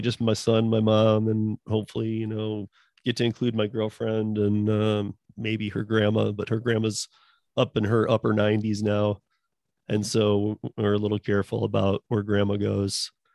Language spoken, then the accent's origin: English; Michigan, United States; growing up in Michigan